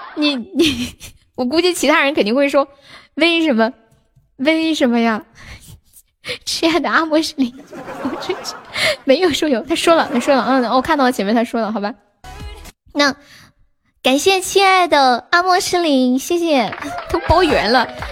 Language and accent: Chinese; Nanchong, Sichuan, China; 我是四川南充的